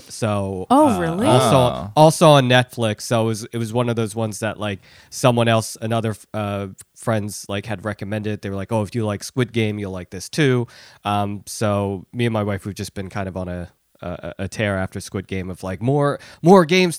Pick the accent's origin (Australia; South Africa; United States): United States; Philadelphia, Pennsylvania; And I really just thought of myself as American, you know, or more specifically Philadelphian, because I grew up in Philly